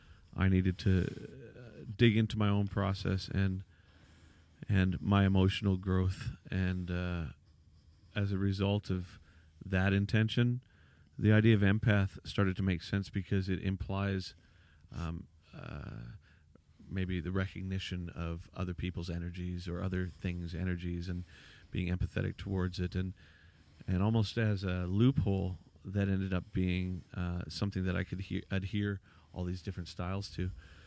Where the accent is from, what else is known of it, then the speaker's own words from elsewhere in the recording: Vancouver, British Columbia, Canada; well, I'm from Vancouver.